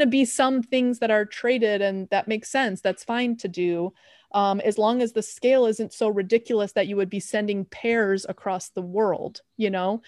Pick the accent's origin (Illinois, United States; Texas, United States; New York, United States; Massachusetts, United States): Illinois, United States; Chicago; I'm from Chicago.